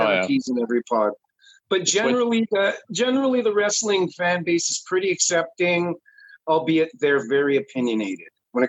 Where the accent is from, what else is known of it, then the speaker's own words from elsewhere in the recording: Canada; I'm a Canadian.